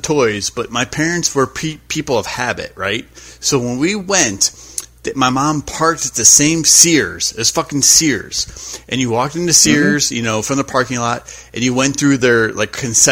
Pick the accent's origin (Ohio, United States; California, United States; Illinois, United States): Ohio, United States; moved away as an adult; also born or lived in Miami, Florida; when I grew up in Ohio.